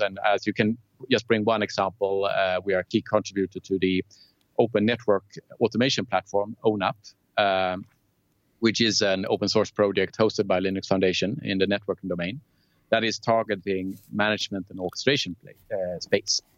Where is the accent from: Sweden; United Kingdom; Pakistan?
Sweden; Lund, Skåne; I was born and raised in Lund, uh, a small university town in, in the south of Sweden, where I also actually lived in the 25 first years of my life.